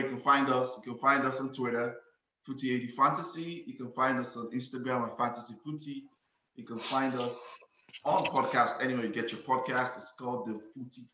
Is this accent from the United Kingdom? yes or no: no; Nigeria; I'm a Nigerian, first and foremost, right? I was a Nigerian before I became a United fan